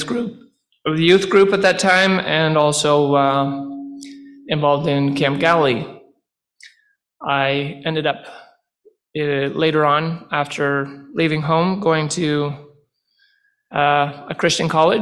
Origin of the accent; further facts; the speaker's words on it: Renfrew, Ontario, Canada; I was born and raised in the Renfrew area.